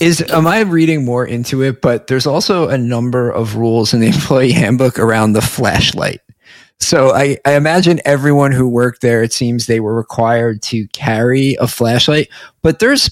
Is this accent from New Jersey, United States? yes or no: yes; Essex County, New Jersey, United States; I grew up in Essex.